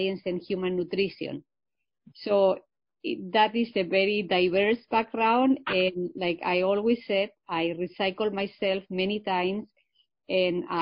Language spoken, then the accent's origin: English; Spain; English is a second language; moved away as an adult; also born or lived in Illinois, United States / Michigan, United States; now in United States; I am originally from Spain. I come from a rural area, a small village in Spain, but I have been here in the U.S. for many years. I came here to learn English, and I learned English when I was 28 years old.